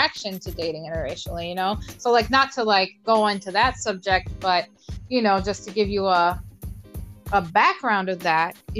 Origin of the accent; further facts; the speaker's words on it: Toledo, Ohio, United States; growing up in Toledo, the side of town that I was on, you know, we were all culturally intermixed